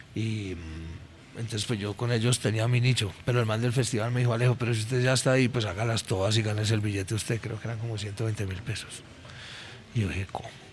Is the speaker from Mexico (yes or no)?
no; Colombia; como buenos colombianos